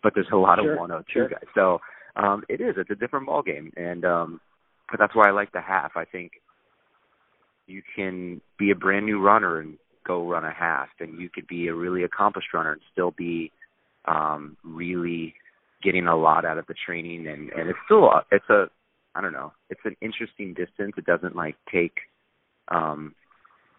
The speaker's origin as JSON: {"language": "English", "region": "Illinois", "country": "United States", "tie": "born or raised there", "also_born_or_lived": "Seattle", "moved": "yes", "lives_now": "Southern California, United States", "said": "I grew up in Illinois"}